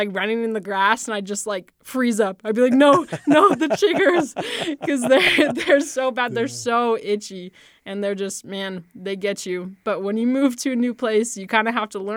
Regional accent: Las Vegas, Nevada, United States; also born or lived in Illinois; now in Utah, United States; growing up in Las Vegas, I mean, I was really used to the heat, right?

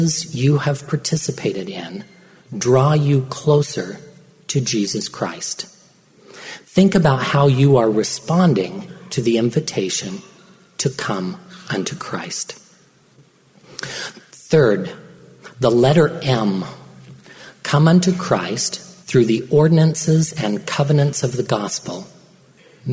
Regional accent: Perry, Utah, United States; I grew up in Perry, Utah

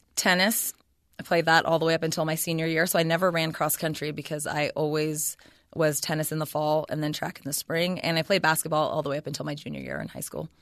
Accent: Ceres, California, United States; also born or lived in Stanford, California; I was born in Ceres, California, so the Central Valley, and I pretty much lived there all the way up until I finished college

